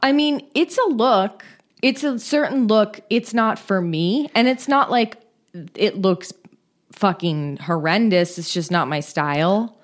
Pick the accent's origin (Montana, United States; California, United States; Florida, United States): California, United States; Bay Area; I grew up in the Bay Area